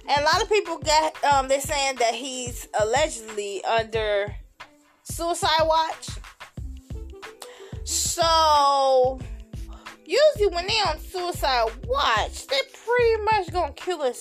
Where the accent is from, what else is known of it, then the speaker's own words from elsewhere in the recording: Chicago, Illinois, United States; I'm from Chicago